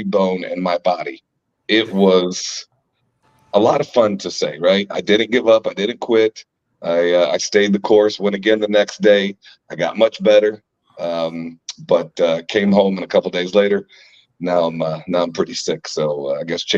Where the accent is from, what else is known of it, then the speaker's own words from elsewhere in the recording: Georgia, United States; moved away; I grew up in Georgia